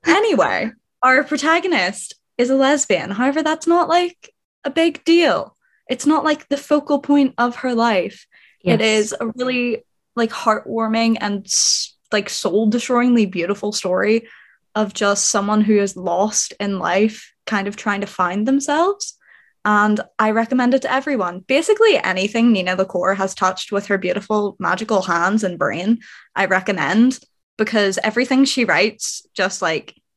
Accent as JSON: {"language": "English", "region": "Northern Ireland", "country": "United Kingdom", "said": "I am also from lovely, tiny, little, awful Northern Ireland"}